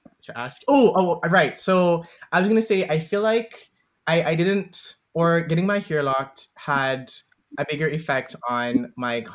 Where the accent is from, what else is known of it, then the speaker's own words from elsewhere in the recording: Jamaica; moved away; growing up in Jamaica